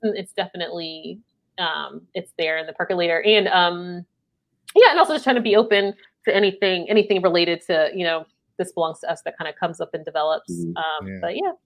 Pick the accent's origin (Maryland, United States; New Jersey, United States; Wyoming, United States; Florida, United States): Maryland, United States; now in North Carolina, United States; although I'm from Maryland, but I do live in North Carolina